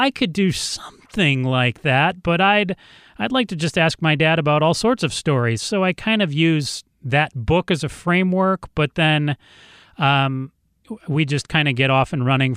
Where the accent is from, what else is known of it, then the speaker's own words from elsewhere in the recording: Ann Arbor, Michigan, United States; also born or lived in Los Angeles; now in Phoenix, United States; I grew up in Ann Arbor, Michigan